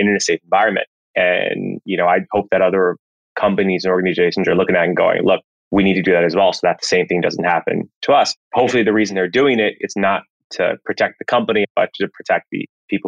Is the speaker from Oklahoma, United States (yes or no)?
no; Washington, District of Columbia, United States; I was raised in Washington, D.C.